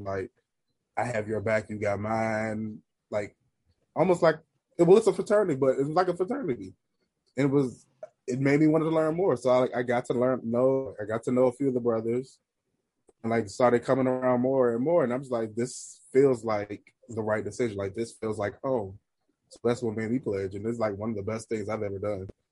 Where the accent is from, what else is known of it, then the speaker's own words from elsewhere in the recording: Washington, District of Columbia, United States; the chapter that I joined is based in my hometown city, Washington D.C.